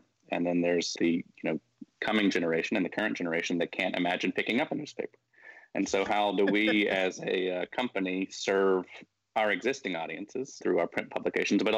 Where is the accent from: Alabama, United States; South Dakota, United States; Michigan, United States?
Alabama, United States; Birmingham; also born or lived in Memphis, Tennessee / Chicago / Washington, D.C. / San Francisco; now in Tuscaloosa, United States; I grew up here in Birmingham. I was born in Memphis, but moved to Birmingham when I was six.